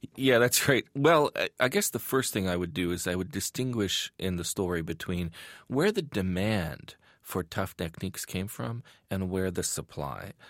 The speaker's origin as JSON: {"language": "English", "country": "Iran", "tie": "born or raised there", "moved": "yes", "said": "growing up in Iran, at that time"}